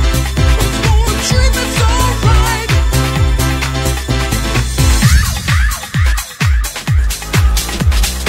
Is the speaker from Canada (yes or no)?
no; Shropshire, West Midlands, United Kingdom; we are from Shropshire